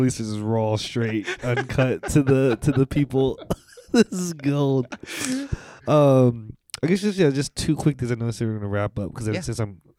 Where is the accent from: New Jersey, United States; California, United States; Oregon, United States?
California, United States; San Francisco; moved away; growing up in San Francisco